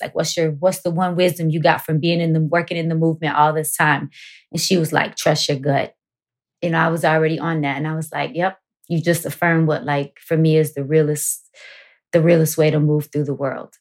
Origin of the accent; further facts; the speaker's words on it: Chicago, Illinois, United States; growing up on Wilson Avenue was no joke